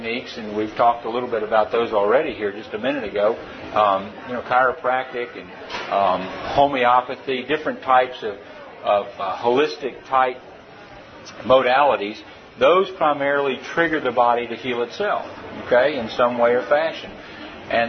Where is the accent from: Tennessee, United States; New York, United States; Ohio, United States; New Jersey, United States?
Tennessee, United States; I am a veterinarian from Tennessee.